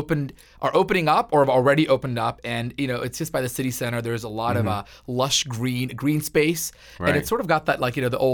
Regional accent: Alpharetta, Georgia, United States; also born or lived in Australia; I grew up there. I've lived there for 21 years.

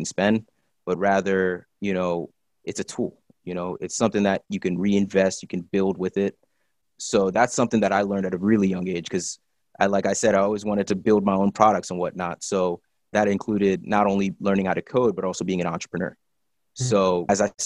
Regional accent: State College, Pennsylvania, United States; I was born in State College, Pennsylvania

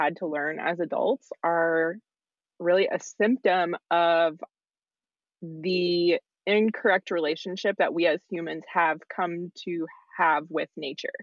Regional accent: Knoxville, Tennessee, United States; I am originally from Knoxville, Tennessee, which is where I'm calling in from

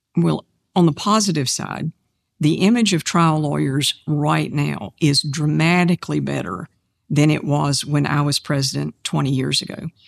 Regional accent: Kannapolis, North Carolina, United States; my hometown of Kannapolis

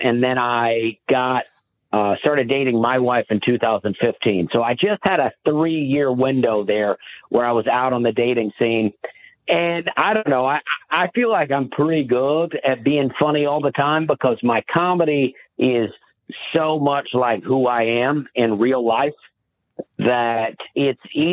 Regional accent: Alabama, United States; moved away; I grew up in Alabama, and my family, we didn't travel.

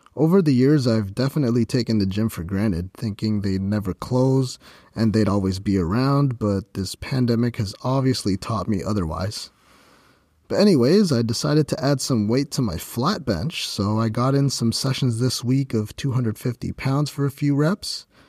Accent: Ontario, Canada; my hometown in Ontario, Canada

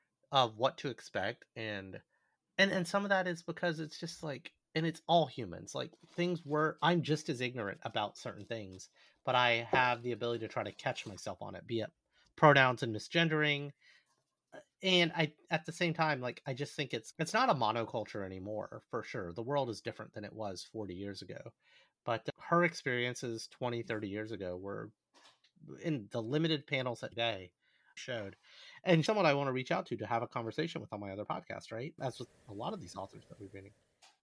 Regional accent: United States; as an Asian American growing up in this country.

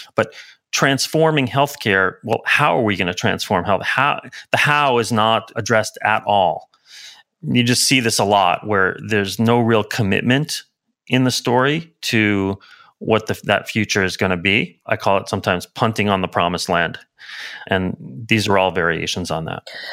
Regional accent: New York City, New York, United States; now in San Francisco, United States; I grew up in Brooklyn, in New York

